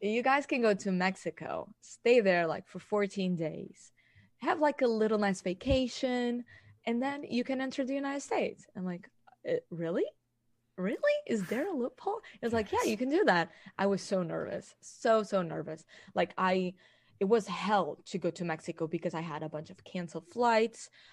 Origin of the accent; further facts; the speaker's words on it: Portugal; I am from Portugal